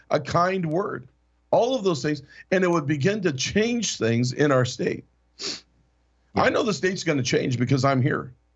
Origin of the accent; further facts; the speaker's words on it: Alaska, United States; I'm from Alaska